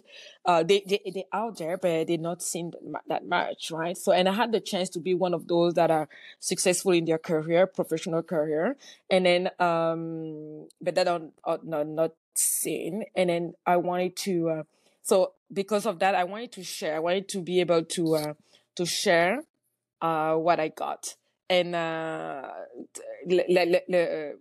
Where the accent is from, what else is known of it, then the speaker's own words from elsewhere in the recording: Cameroon; moved away; I grew up in Cameroon. And in Cameroon, everybody is mostly black